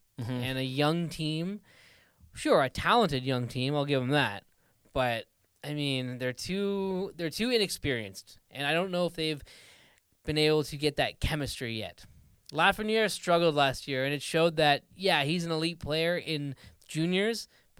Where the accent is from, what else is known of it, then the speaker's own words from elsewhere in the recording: Ottawa, Ontario, Canada; Because I'm from Ottawa. So like when I first got into hockey, you know, we always go to the Senators games